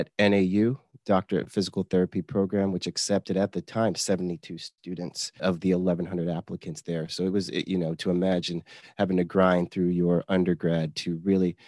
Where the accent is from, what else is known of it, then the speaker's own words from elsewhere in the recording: Chandler, Arizona, United States; also born or lived in Staten Island, New York; I grew up in Chandler, Arizona, a suburb of Phoenix, and spent most of my life in the Arizona region, but I was born in Staten Island, New York. So I lived in Staten Island, New York till I was 8 years old.